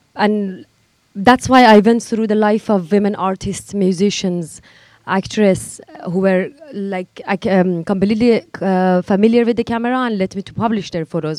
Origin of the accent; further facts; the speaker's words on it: Iran; English is a second language; moved away as an adult; also born or lived in Kabul, Afghanistan; I was born in Iran as an Afghan uh, woman refugee, as my grandparents migrated during Soviet war, and uh, I was the third generation who grew up and who was born there